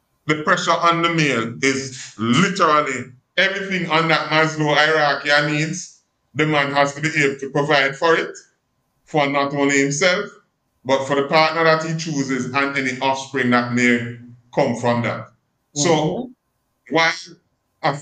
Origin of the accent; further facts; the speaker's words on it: Jamaica; I'm from Jamaica, and because I'm from Jamaica, some of the idiosyncrasies of my culture influence how I engage